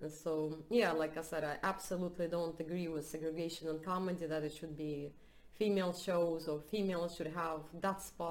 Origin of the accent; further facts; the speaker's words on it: Russia; also born or lived in United States; now in Sweden; I'm from Russia